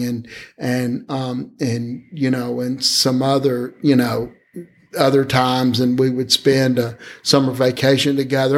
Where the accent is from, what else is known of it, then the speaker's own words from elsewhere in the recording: Alabama, United States; I'd only really been a member of one church when I grew up in Alabama